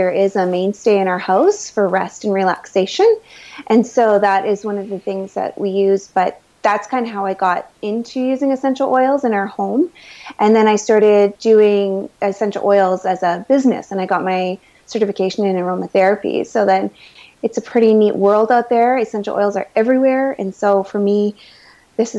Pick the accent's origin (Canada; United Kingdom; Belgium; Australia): Canada; Manitoba; I am a Canadian girl, raised most of my life in Manitoba